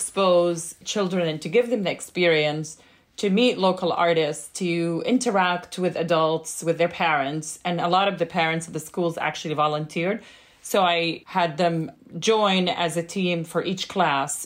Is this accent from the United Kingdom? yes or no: no; Jordan; now in Boston, United States; growing up in Jordan